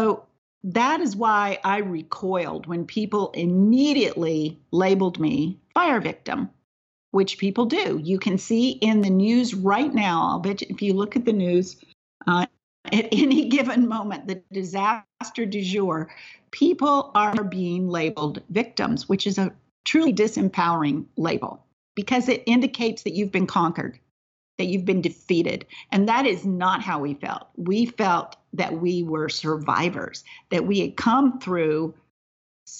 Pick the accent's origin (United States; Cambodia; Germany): United States; North Carolina; moved away; also born or lived in San Diego; as we would say in the South, where I grew up in North Carolina